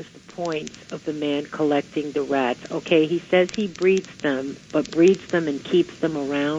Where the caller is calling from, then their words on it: New York City, New York, United States; calling from the Bronx.